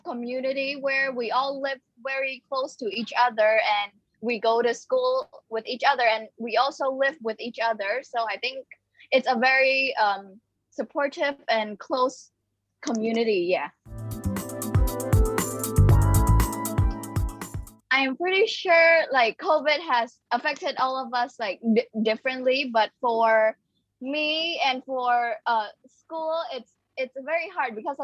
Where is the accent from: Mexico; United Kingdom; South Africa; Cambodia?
Cambodia; also born or lived in Phnom Penh; I am from Cambodia, and I currently live in Phnom Penh